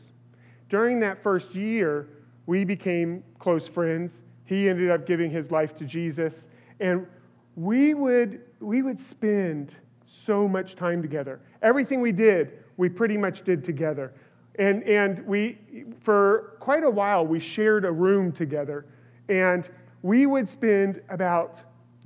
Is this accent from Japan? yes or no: no; California, United States; I grew up in California